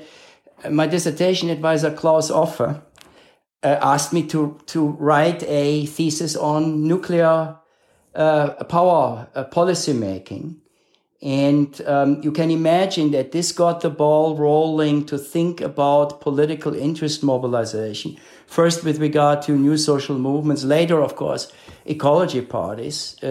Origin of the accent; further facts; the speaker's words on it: Cologne, North Rhine-Westphalia, Germany; moved away as an adult; now in United States; a member of sort of the social democratic subculture of my hometown of Cologne